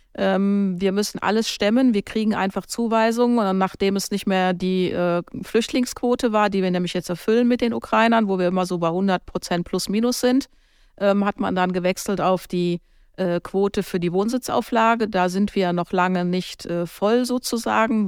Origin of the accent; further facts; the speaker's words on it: Germany; now in Kaarst, Germany; bei uns in Deutschland